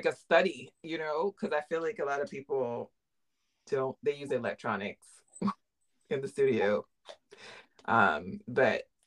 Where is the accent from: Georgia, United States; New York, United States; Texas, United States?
New York, United States; New York City; I grew up in Brooklyn, in New York